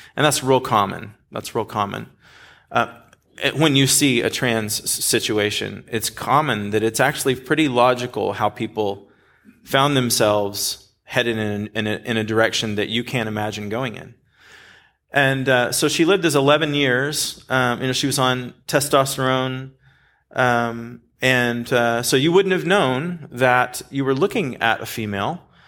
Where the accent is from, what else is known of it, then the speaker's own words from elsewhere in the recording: Dallas, Texas, United States; now in California, United States; I grew up in this area, like North Dallas